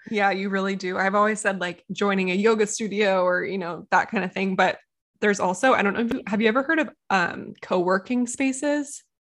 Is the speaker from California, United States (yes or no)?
yes; Encinitas, California, United States; Encinitas, which is my hometown